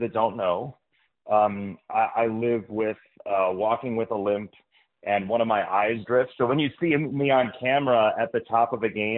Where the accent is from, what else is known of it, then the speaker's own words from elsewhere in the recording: Midwest, United States; growing up in the Midwest